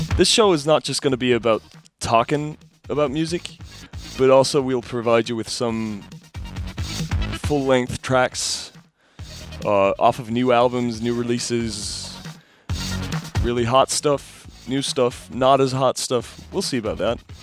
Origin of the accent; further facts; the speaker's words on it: Munich, Bavaria, Germany; We're two guys from Munich